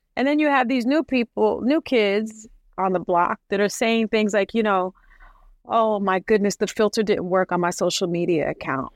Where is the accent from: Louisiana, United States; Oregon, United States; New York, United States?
New York, United States; New York City; I'm from the South Bronx projects, the Saint Mary's projects.